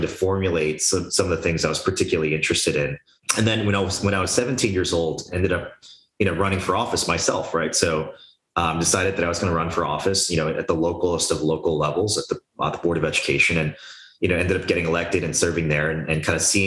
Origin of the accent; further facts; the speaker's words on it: United States; I was born in the United States, but my parents had immigrated here, you know, from South Korea